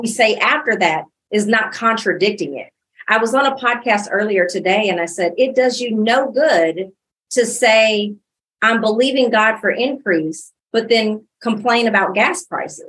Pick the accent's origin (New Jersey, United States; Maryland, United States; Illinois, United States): Illinois, United States; moved away as an adult; now in Dallas, United States; I was born and raised in Illinois